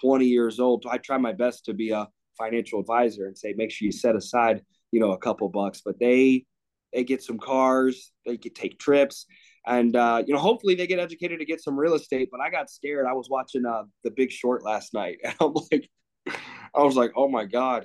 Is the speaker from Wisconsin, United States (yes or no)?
no; Greensburg, Pennsylvania, United States; now in near Chicago, United States; I grew up in Greensburg. It's like a small hick town, 45 minutes, an hour outside of Pittsburgh